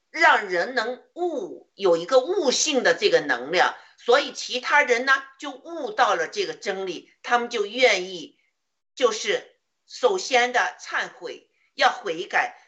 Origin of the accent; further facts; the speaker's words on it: China; 我们中国人